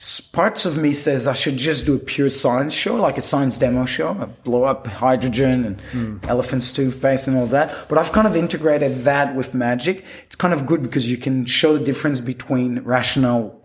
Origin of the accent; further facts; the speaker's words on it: Quebec, Canada; first language French; English is a second language; moved away as an adult; also born or lived in Western Australia; I grew up in Quebec, a part of Canada, which, especially in Quebec City, it's only French pretty much. So French was my first language